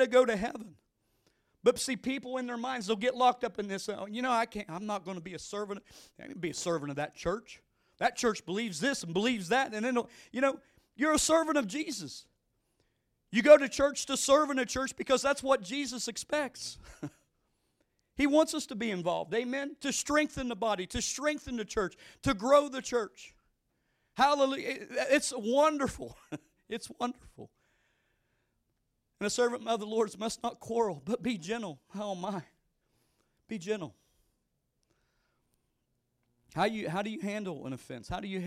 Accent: West Virginia, United States; moved away; I grew up in West Virginia

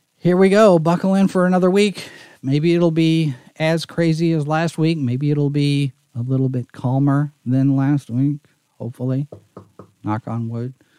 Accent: Texas, United States; moved away; I'm from Texas

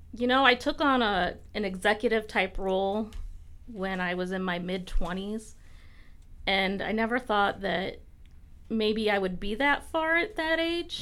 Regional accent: Tiffin, Ohio, United States; I grew up in Tiffin

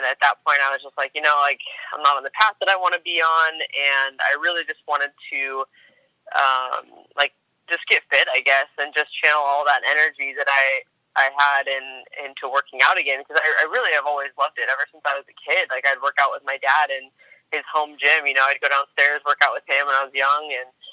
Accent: Spokane, Washington, United States; moved away as an adult; also born or lived in New York; I'm from Spokane, Washington, born and raised there. And I'm currently living here as well.

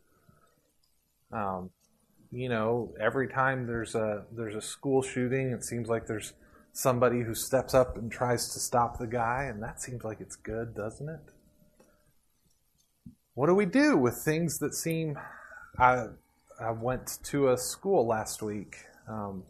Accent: Puerto Rico; moved away; I grew up in Puerto Rico with a cow pasture around us

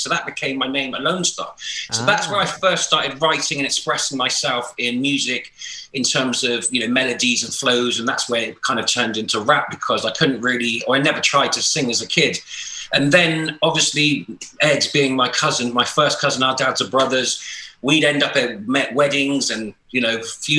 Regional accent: Bristol, South West England, United Kingdom; Growing up in Bristol

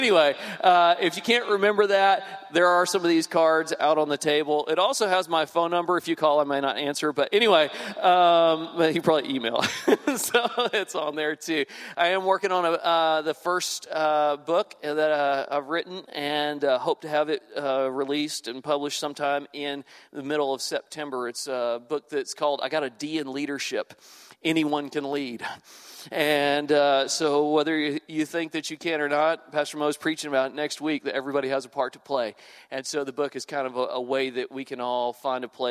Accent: Houston, Texas, United States; moved away as an adult; now in Louisiana, United States; I grew up in the Houston area

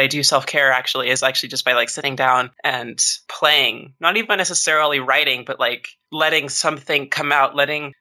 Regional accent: small town outside Portland, Oregon, United States; also born or lived in Costa Rica; I immigrated to the United States with my mother when I was about 4 years old. Mm-hmm. We moved to a it's not really even a suburb. It's just kind of like a small town outside of Portland, mm-hmm. Portland, Oregon.

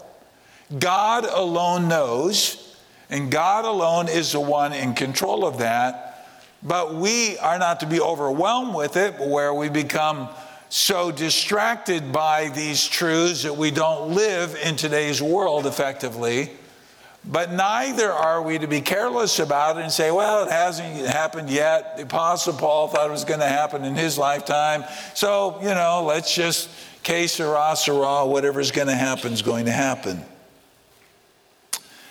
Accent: United States; moved away; I grew up in the States

